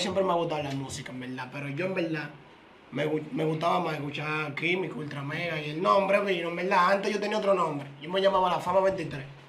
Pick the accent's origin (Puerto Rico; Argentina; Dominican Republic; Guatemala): Dominican Republic; Villa Faro, Distrito Nacional; also born or lived in Herrera; yo soy de Villafaro, pero como quien dice Herrera, viene siendo mi otro bloque